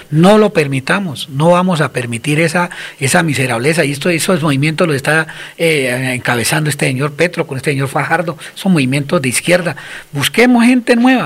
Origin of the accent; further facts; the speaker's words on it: Colombia; somos nosotros los colombianos